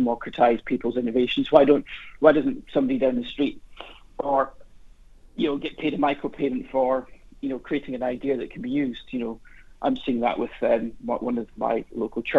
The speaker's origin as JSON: {"language": "English", "region": "Highlands of Scotland", "country": "United Kingdom", "tie": "born or raised there", "said": "the kind of teachings my grandfather gave me when I was growing up in the Highlands of Scotland"}